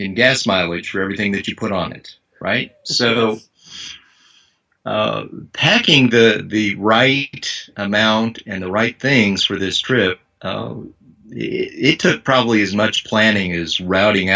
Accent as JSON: {"language": "English", "region": "Missouri", "country": "United States", "said": "I'm from Missouri"}